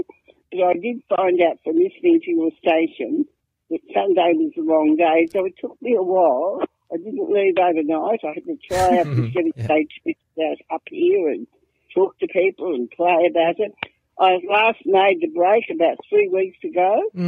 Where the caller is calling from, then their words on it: Caloundra, Queensland, Australia; Caloundra, Queensland.